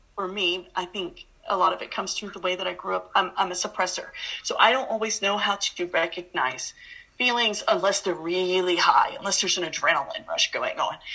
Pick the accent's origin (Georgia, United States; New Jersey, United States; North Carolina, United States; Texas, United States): Georgia, United States; Atlanta; I grew up in Atlanta, Georgia